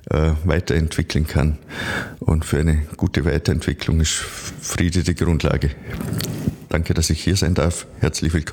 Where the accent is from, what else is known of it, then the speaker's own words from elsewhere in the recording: Vorarlberg, Austria; now in Vienna, Austria; Ich freue mich als halt, Vorarlberger hier in Wien sein zu dürfen, um äh, auch mitzuteilen, über was wir im Bregenzer Wald alles nachdenken.